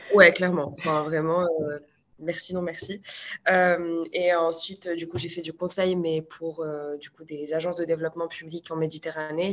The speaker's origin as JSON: {"language": "French", "town": "Marrakech", "region": "Marrakesh-Safi", "country": "Morocco", "tie": "born or raised there", "also_born_or_lived": "Paris, France", "moved": "as an adult", "lives_now": "France", "said": "je suis née à Marrakech, j'ai grandi à Marrakech"}